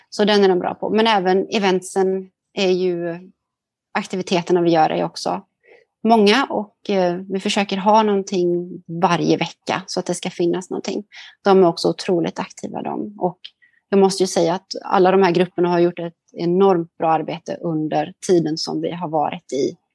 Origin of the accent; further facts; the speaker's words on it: Sweden; now in Singapore; tidsskillnad gör att det blir är lite svårt att hålla kontakten och allt sånt med, med människor hemma i Sverige.